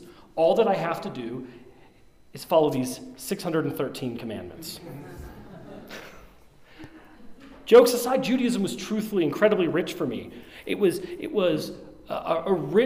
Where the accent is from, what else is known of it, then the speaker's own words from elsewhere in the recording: Colorado, United States; I grew up here in Colorado